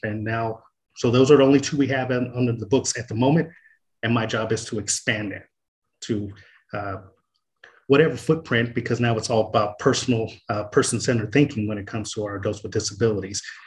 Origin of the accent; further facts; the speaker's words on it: Oceanside, California, United States; also born or lived in Marshall, Texas; I grew up on Boyner Street in Oceanside on the east side